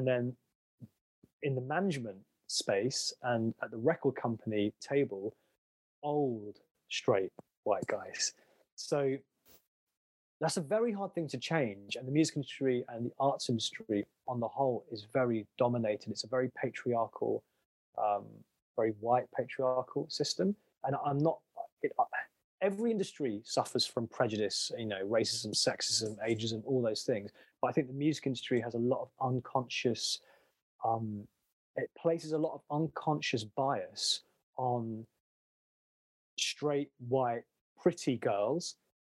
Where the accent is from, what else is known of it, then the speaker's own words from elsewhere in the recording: London, United Kingdom; I was like born, bred, based in London.